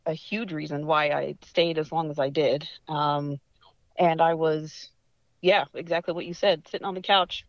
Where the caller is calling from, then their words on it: Patuxent River, Maryland, United States; So I'm actually joining you from Southern Maryland, specifically Patuxent River. There's a naval base down here, and I work for Boeing.